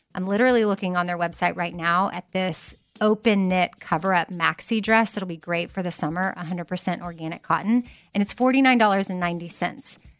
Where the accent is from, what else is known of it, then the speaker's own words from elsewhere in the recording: Texas, United States; as a Texan